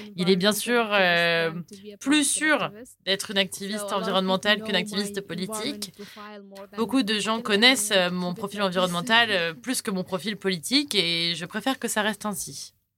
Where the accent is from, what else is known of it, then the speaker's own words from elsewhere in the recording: Sudan; French is a second language; also born or lived in Qatar; je viens du Soudan